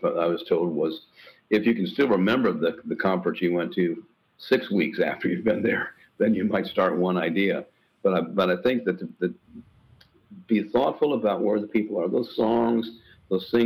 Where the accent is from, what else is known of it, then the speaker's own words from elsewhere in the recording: Indiana, United States; moved away as an adult; also born or lived in Minnesota; now in Tennessee, United States; Indiana was where I grew up